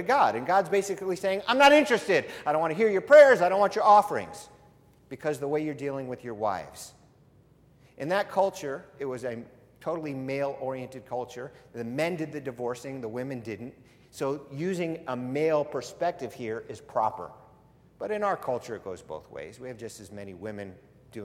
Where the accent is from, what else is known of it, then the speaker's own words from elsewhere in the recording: United States; I was born in this country